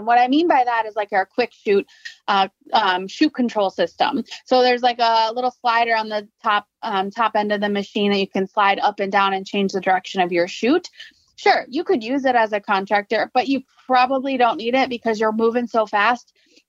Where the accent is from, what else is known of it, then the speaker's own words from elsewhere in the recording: Ithaca, New York, United States; moved away as an adult; now in Minnesota, United States; I'm actually from, I grew up and lived for over half my life in Ithaca, New York.